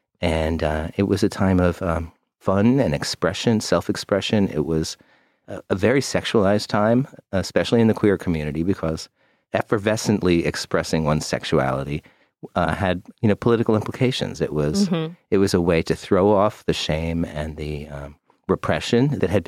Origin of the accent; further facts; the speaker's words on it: Midwest, United States; now in New York, United States; I was brought up in the Midwest, and as a young gay man in the Midwest, it was not a happy place in the 70s and early 80s.